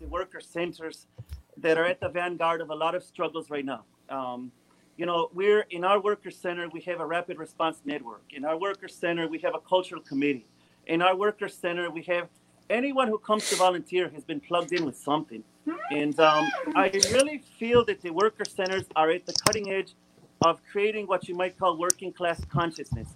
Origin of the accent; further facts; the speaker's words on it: DuPage County, Illinois, United States; grew up in DuPage County.